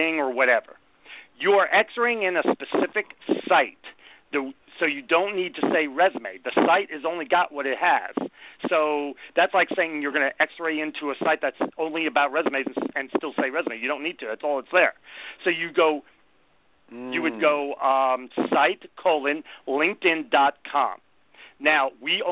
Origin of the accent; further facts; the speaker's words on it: New York, United States; I spent most of my life in New York